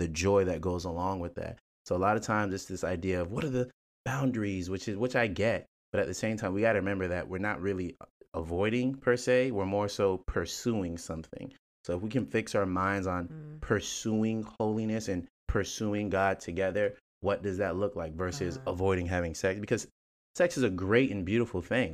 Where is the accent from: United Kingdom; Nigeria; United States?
Nigeria; I'm Nigerian